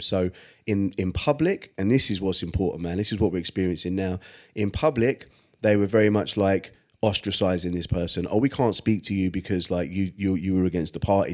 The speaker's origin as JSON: {"language": "English", "region": "England", "country": "United Kingdom"}